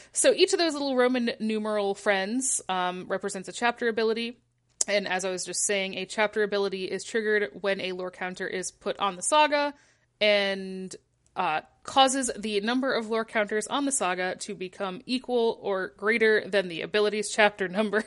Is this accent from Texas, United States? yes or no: no; Michigan, United States; moved away; I'm from Michigan